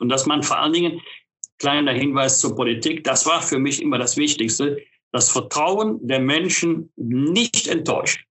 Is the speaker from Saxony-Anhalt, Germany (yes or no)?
no; Bergisch Gladbach, North Rhine-Westphalia, Germany; meiner Heimatstadt Bergisch-Gladbach